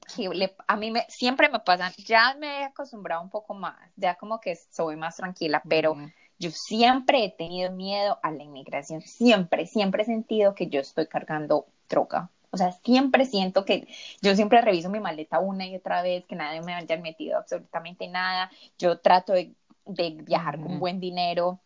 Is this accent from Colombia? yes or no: yes; Colombia; por el hecho de ser colombiana